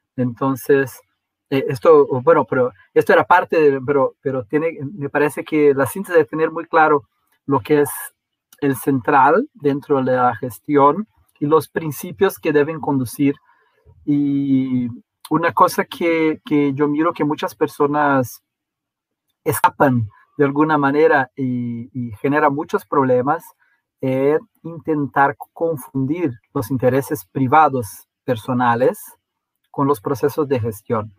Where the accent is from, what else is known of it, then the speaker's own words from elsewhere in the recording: Brazil; somos un país muy monoglota en, en Brasil